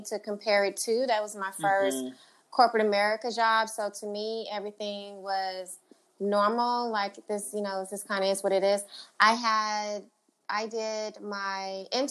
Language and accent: English; Houston, Texas, United States; also born or lived in Charlotte / New York; I'm a Southern girl. Like, I'm from Houston, and my business is in Houston.